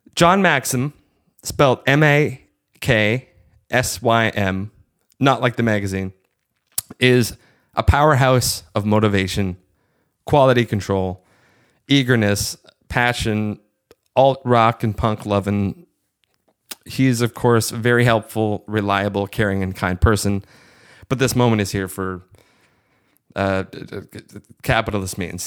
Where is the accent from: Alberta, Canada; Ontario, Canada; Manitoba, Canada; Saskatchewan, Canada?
Ontario, Canada; Hamilton; also born or lived in Kitchener, Ontario; I moved to Kitchener that summer from Hamilton, um, essentially being the new kid at Res High School going into grade 11